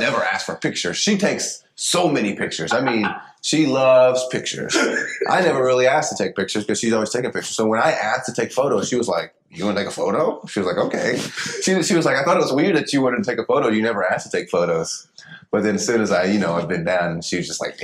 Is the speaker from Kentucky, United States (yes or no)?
yes; Paducah, Kentucky, United States; I'm from Paducah, Kentucky